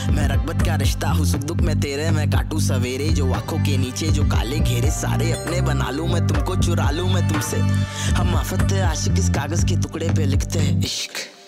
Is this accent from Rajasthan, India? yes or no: yes; Piplantri, Rajasthan, India